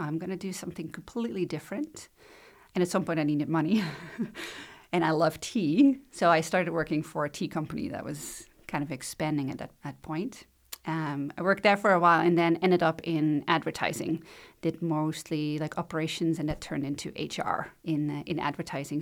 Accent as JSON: {"language": "English", "country": "Netherlands", "tie": "born or raised there", "moved": "as an adult", "lives_now": "Shelburne, Canada", "said": "I was born in the Netherlands, grew up there"}